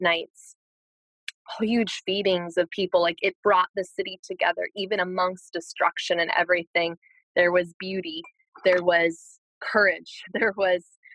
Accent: Minneapolis, Minnesota, United States; also born or lived in California; that's 20 minutes from where I grew up. Like, that's my hometown.

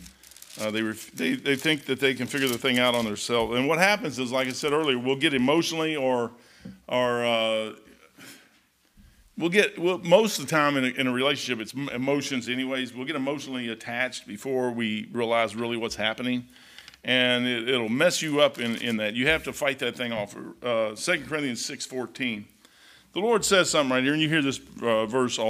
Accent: Kentucky, United States; I am from Kentucky. I'm a hillbilly.

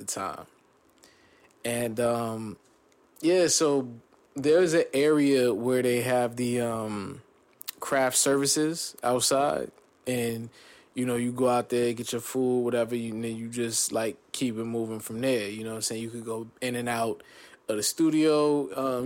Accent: New Jersey, United States; also born or lived in California / Corona, California; born in Cali, raised in Jersey

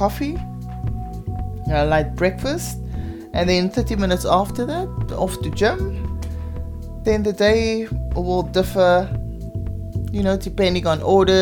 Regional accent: Paarl, Western Cape, South Africa; I'm from Paul

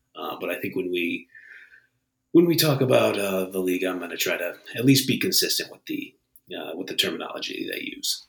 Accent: Northeast Ohio, United States; I'm from Northeast Ohio.

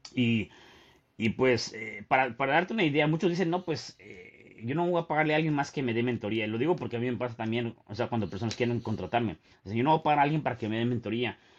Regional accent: Mexico City, Mexico; yo, yo nací en la Ciudad de México

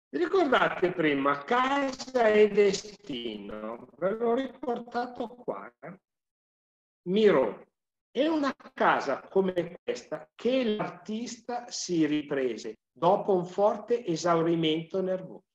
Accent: Sesto Calende, Lombardy, Italy; io sono di Sesto Calende

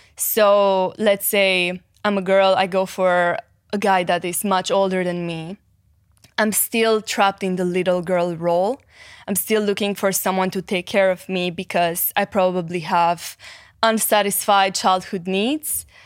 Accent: Cluj-Napoca, Cluj County, Romania; English is a second language; I was born in Romania mm-hmm. in a city called Cluj.

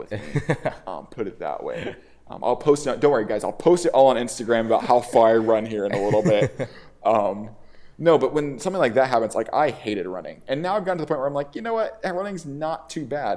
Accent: the South, United States; growing up in the South

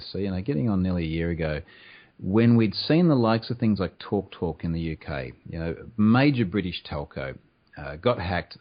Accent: Australia; I am also Australian

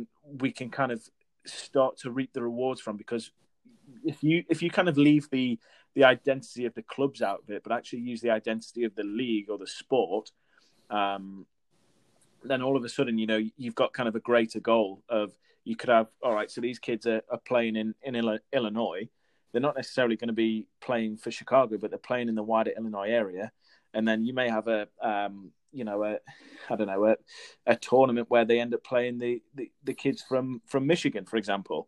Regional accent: Newcastle upon Tyne, North East England, United Kingdom; I'm originally from Newcastle, up in the northeast.

